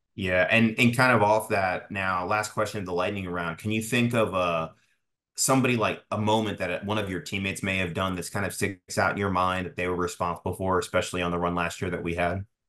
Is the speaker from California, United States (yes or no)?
no; Tampa, Florida, United States; I'm from Tampa myself. I live here